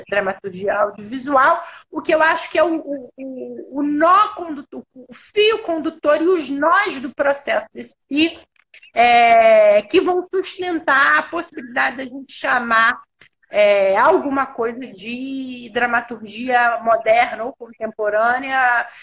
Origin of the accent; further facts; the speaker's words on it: Rio de Janeiro, Brazil; eu sou carioca, eu sou do Rio